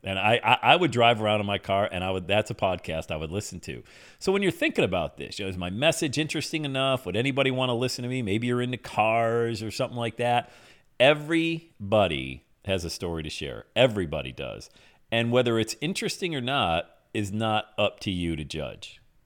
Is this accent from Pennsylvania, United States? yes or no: yes; Bradford, Pennsylvania, United States; back in my hometown of Bradford, P